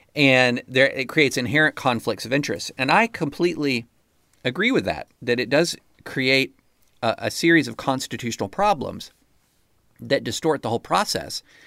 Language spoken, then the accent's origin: English; United States; I'm an American